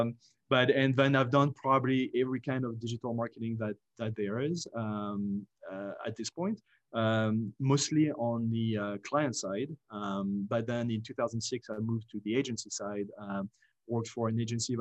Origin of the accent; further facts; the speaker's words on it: France; English is a second language; moved away as an adult; also born or lived in Paris / United States; I grew up in France, went to business school in the US after college in Paris